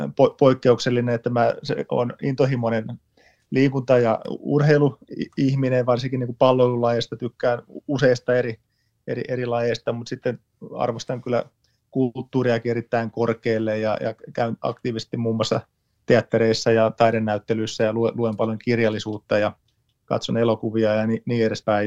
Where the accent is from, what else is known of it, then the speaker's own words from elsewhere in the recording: Tampere, Pirkanmaa, Finland; olen lähtöisin Lentävänniemestä